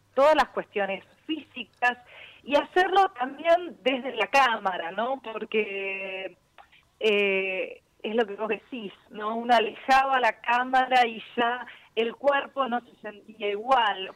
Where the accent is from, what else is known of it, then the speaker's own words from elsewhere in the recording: from Buenos Aires, Argentina; Como argentinos y como bonaerenses